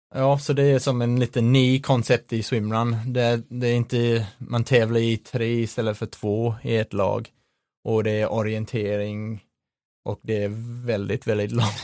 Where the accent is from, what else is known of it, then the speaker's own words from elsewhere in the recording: Sydney, New South Wales, Australia; Swedish is a second language; moved away as an adult; now in Sweden; med rötter i Australien, så jag växte upp uh, i Sydney